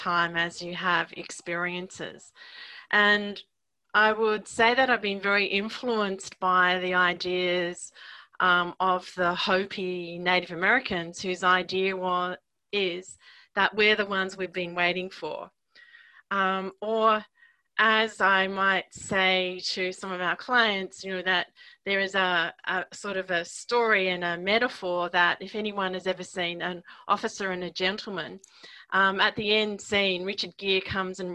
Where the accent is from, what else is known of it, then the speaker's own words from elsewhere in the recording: Australia; being an Australian